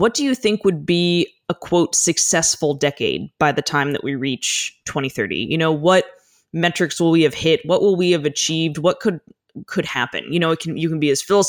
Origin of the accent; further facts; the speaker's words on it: United States; I was born inland in the United States, not in a coastal area at all. And so growing up in the desert